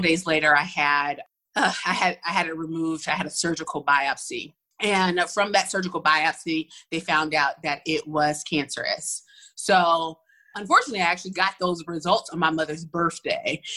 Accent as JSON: {"language": "English", "town": "Atlanta", "region": "Georgia", "country": "United States", "tie": "born or raised there", "said": "I am originally from Atlanta. So I'm at one of those few Atlanta natives"}